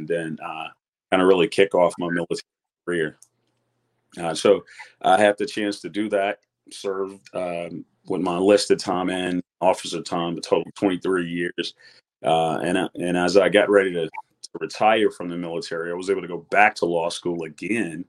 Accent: Grenada, Mississippi, United States; I grew up in Grenada, Mississippi, I'm an attorney

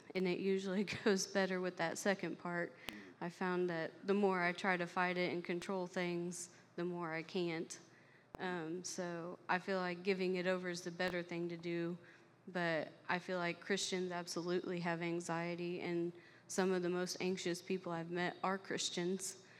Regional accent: Flat Rock, Indiana, United States; also born or lived in Knoxville, Tennessee; I was I was born um, and raised in Flat Rock, Indiana, so not too far from here.

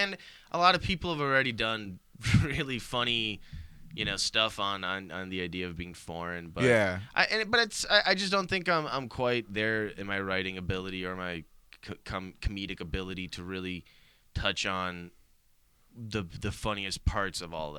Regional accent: Bosnia & Herzegovina; English is a second language; No, unfortunately, dude, I learned English without a Bosnian accent.

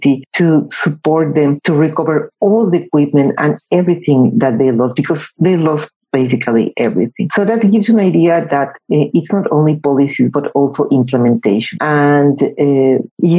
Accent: Mexico; in Mexico, in my home country

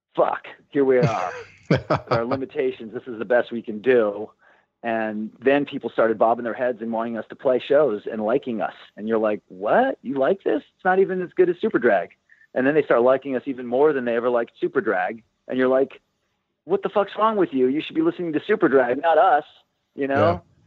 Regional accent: Santa Barbara, California, United States; moved away as an adult; also born or lived in Los Angeles; we grew up in Santa Barbara

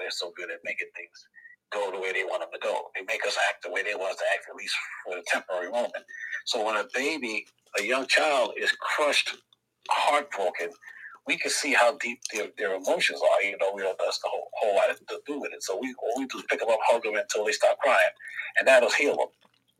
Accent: New York City, New York, United States; I grew up in the South Bronx

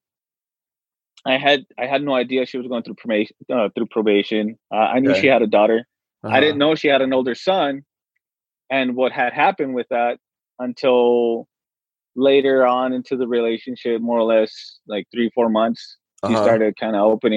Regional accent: El Paso, Texas, United States; we're from Texas. We're from El Paso

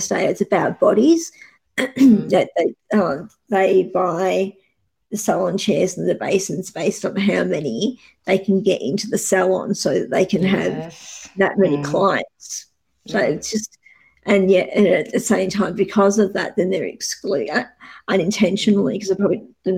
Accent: Geelong, Victoria, Australia; I'm from Geelong

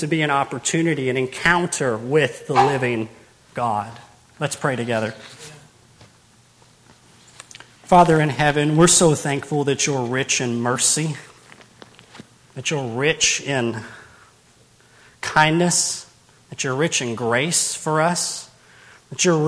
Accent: Owensboro, Kentucky, United States; born and raised in Owensboro. I've been there my whole life

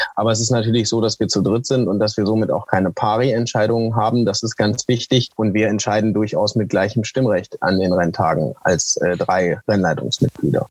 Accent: Langenhagen, Lower Saxony, Germany; also born or lived in near Oschersleben, Saxony-Anhalt; now in Oschersleben, Germany; ich bin am 25.11.1987 geboren in Hannover-Langenhagen in der Paracelsius-Klinik

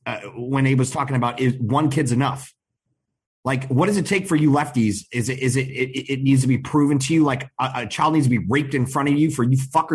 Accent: Chicago, Illinois, United States; I'm from Chicago.

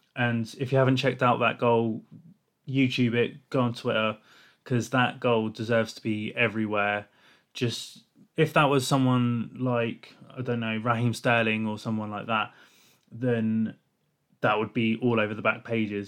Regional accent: England, United Kingdom; I'm an English person

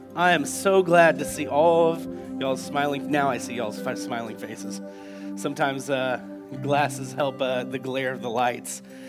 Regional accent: United States

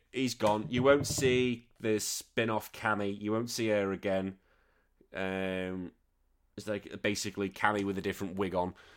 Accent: United Kingdom; now in Australia; I'm a Brit, although I do live in this country now.

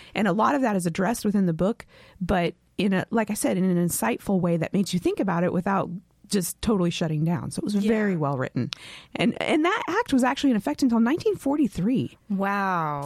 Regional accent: West Coast, United States; I'm from the West Coast

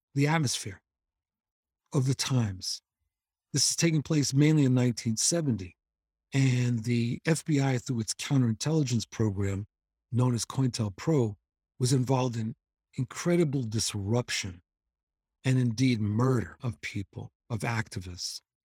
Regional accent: New York City, New York, United States; I grew up in New York, and my parents would take us, me and my sister, to Cape Cod during the summers

